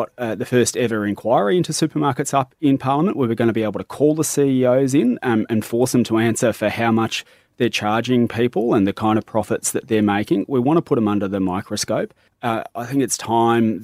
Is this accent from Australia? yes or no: yes; Perth, Western Australia, Australia; now in Melbourne, Australia; I grew up in Perth, Western Australia